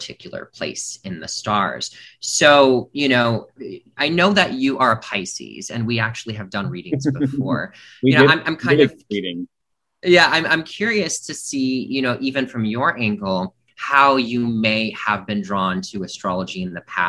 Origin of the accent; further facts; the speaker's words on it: Milwaukee, Wisconsin, United States; also born or lived in Chicago, Illinois; So I am born from Milwaukee, Wisconsin, and I spent a lot of my time in the Midwest, predominantly in the Wisconsin and Chicago area.